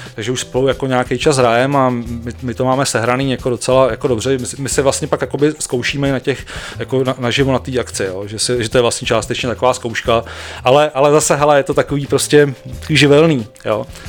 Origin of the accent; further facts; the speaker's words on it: Ústí nad Labem, Ústí nad Labem Region, Czechia; já jsem z Ústí